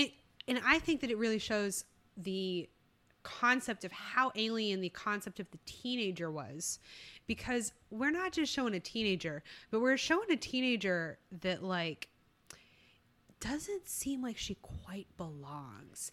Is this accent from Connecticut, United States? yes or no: no; Texas, United States; also born or lived in California; We're both Texas girls, though, uh, deep down